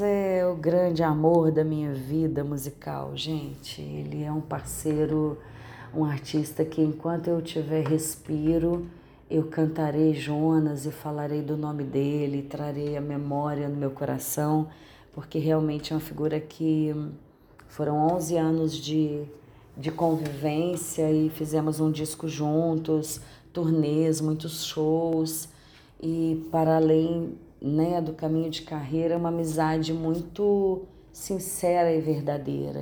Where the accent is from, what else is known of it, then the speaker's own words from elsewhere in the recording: Minas Gerais, Brazil; accent: mineiro; o nosso sotaque mineiro.